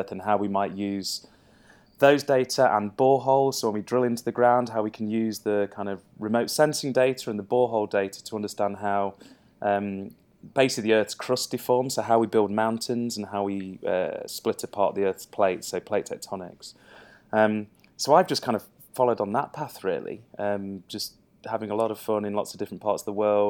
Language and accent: English; Louisiana, United States; I'm just putting it on for the podcast. I'm really from Louisiana.